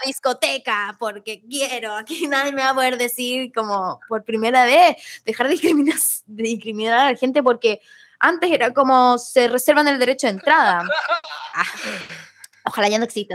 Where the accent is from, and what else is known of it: Chile; now in Buenos Aires, Argentina